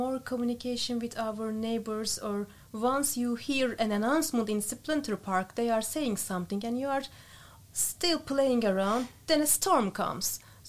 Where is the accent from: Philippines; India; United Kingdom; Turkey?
Turkey; English is a second language; moved away as an adult; now in Netherlands; I'm coming from Turkey.